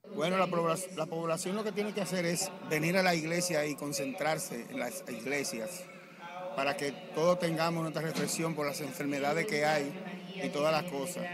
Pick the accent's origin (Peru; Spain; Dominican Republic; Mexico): Dominican Republic; esos productos puedan llegar a nosotros como pueblo dominicano